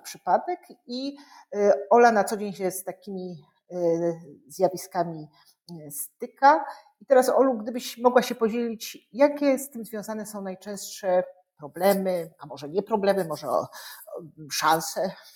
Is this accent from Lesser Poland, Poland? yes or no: yes; Kraków, Lesser Poland, Poland; ja jestem z byłej stolicy Polski